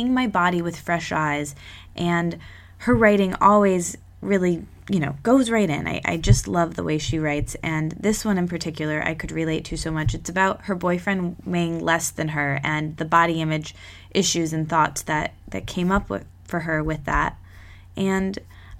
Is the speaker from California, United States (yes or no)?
no; East Lansing, Michigan, United States; grew up in my hometown, East Lansing